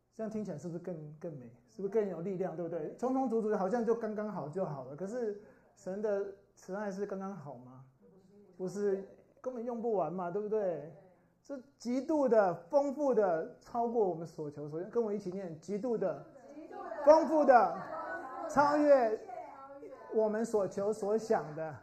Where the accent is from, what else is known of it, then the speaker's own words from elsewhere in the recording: Brazil; 我小时候在天主教， 天主教的国家， 这是百分之八十， 巴西是， 就是天主教最多的人的地方